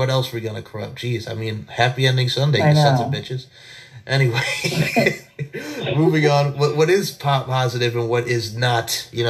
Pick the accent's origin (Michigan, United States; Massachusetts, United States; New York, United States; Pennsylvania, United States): New York, United States; East Islip; now in Myrtle Beach, United States; Growing up on New York, there's an East Islip